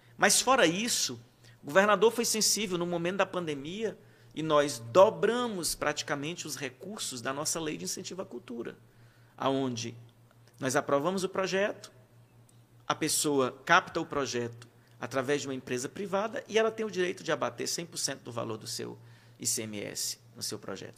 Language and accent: Portuguese; Bom Jesus, Piauí, Brazil; now in Teresina, Brazil; chegar na minha terra sem estar formado